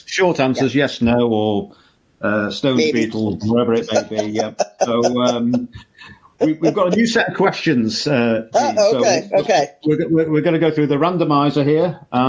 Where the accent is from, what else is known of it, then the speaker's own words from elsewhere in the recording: Liverpool, North West England, United Kingdom; I'm from Liverpool